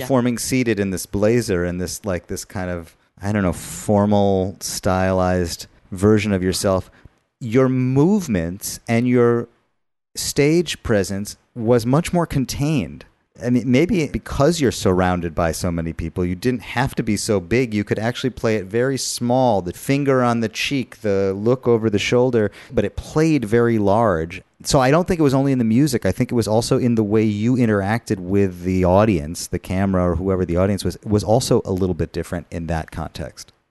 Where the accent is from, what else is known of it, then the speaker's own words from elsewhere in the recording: United States; as an American Jew